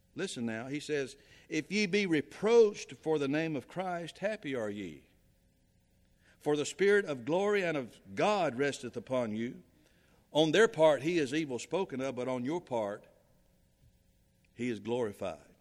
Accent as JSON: {"language": "English", "region": "South Carolina", "country": "United States", "moved": "yes", "said": "I'm from South Carolina."}